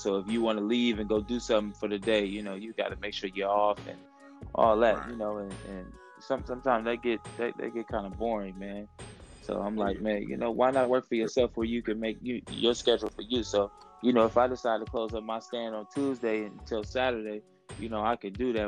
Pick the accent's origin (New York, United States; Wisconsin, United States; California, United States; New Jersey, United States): California, United States; Oakland; growing up in Oakland, man, we you learn how to hustle, man, at a young age